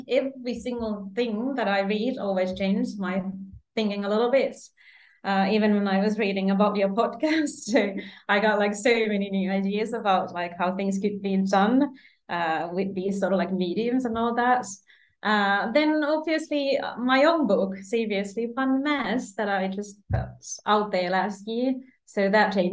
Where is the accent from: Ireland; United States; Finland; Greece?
Finland; moved away as an adult; now in Sydney, Australia; I am from Finland, the cold Scandinavia.